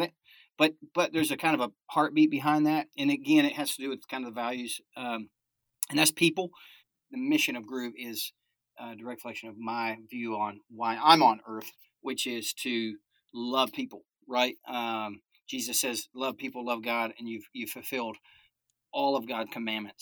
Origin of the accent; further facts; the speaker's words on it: Alaska, United States; So I was born in Alaska